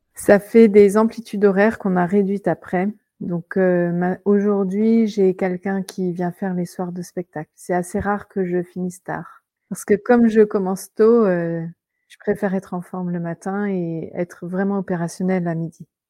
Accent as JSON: {"language": "French", "country": "France", "accent": "French", "moved": "as an adult", "lives_now": "England, United Kingdom", "said": "mon accent français"}